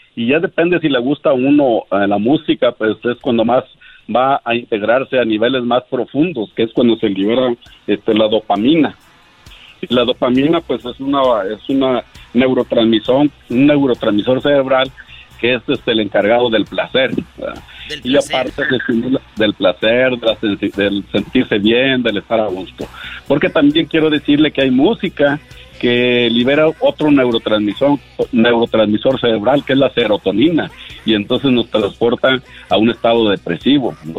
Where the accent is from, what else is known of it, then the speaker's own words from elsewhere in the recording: Monterrey, Nuevo León, Mexico; yo soy de Monterrey